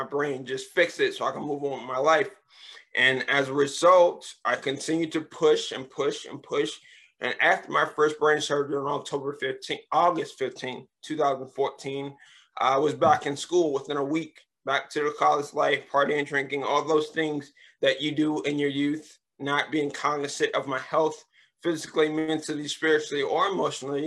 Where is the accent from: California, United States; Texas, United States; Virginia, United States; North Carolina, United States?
Virginia, United States; Richmond; now in Upper Marlboro, United States; I was born in Richmond, Virginia